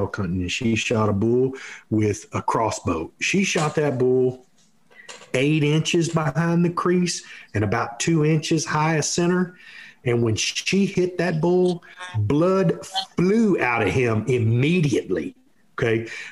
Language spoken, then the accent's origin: English; Texas, United States; we grew up here in Texas shooting whitetail deer